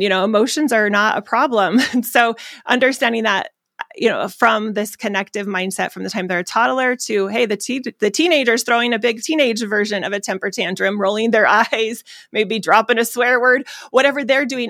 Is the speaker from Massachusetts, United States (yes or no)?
no; Phoenix, Arizona, United States; I'm from Arizona